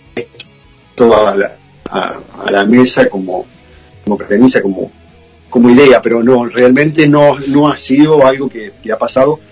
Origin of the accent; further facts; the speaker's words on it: Argentina; now in United States; yo soy argentino